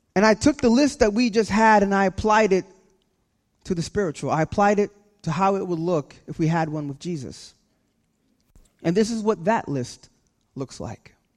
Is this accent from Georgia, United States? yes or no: no; California, United States; now in New Jersey, United States; I'm from California